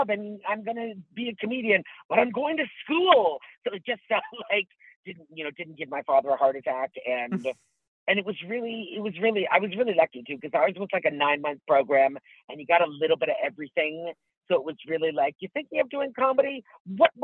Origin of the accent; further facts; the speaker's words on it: Tillsonburg, Ontario, Canada; moved away as an adult; also born or lived in Toronto; I grew up in a little town called Tillsonburg, Ontario